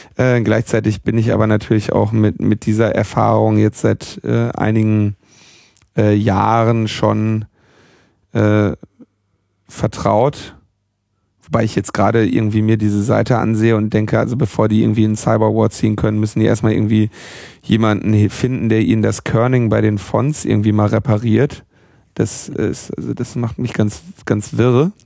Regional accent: Berlin, Germany; als Berliner

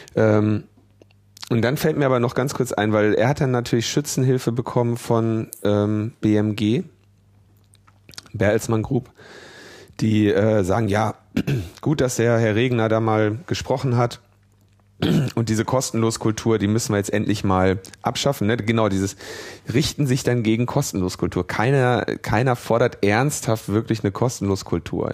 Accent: Ruhr area, North Rhine-Westphalia, Germany; ich bin ja im Ruhrgebiet geboren

